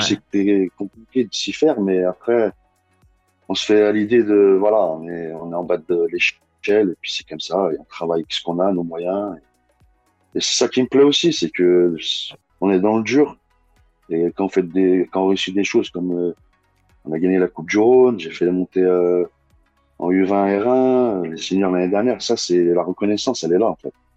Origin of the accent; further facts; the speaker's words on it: Bron, Auvergne-Rhône-Alpes, France; je suis Bron à la base, j'ai grandi à Bron. C'est mon quartier